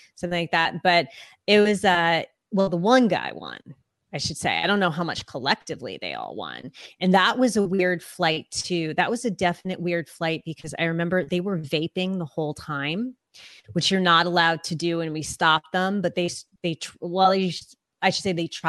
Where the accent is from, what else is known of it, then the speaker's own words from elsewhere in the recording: United States; first language English; I'm American. English is my first language